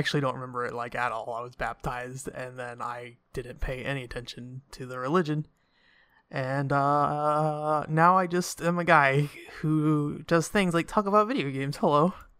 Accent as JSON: {"language": "English", "country": "United States", "said": "I'm from America."}